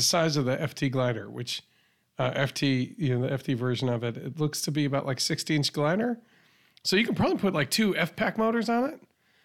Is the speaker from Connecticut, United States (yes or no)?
yes; near Deep River, Connecticut, United States; moved away; also born or lived in Willow Grove, Pennsylvania; Pratt Reed of Deep River, Connecticut. So that's one place near my hometown